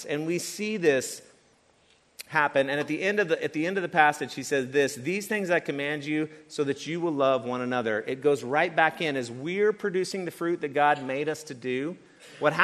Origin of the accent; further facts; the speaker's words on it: East Tennessee, United States; moved away; I grew up in East Tennessee in a small town